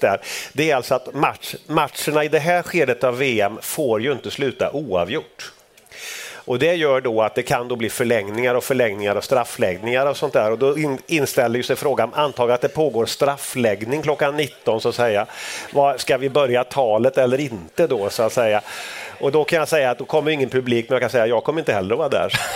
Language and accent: Swedish; Sweden; när vi växte upp i Sverige